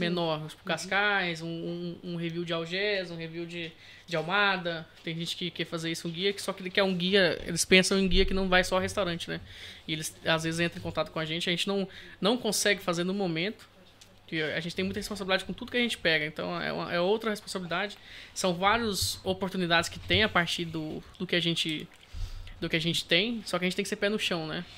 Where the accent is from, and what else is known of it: Brazil; now in Portugal